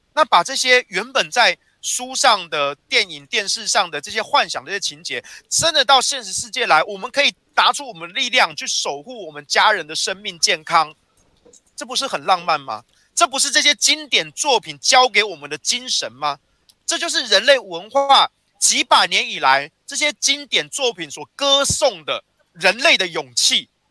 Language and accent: Chinese; Taiwan; 我们台湾人